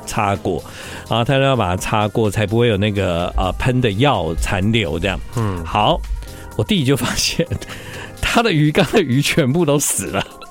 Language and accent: Chinese; Tainan, Taiwan; 毕竟我是台南人